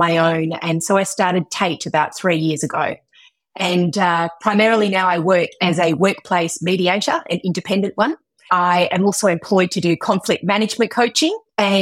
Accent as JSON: {"language": "English", "region": "Western Australia", "country": "Australia", "tie": "born or raised there", "said": "I was born and bred in Western Australia"}